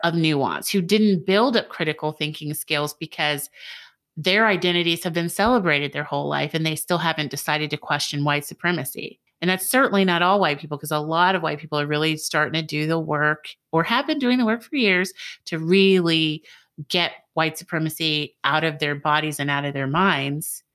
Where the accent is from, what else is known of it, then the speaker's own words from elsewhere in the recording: United States; now in Georgia, United States; I was born in the United States